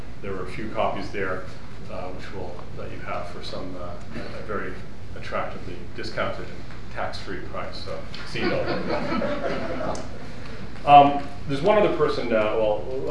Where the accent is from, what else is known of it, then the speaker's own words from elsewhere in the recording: Shaker Heights, Ohio, United States; I was born in Shaker Heights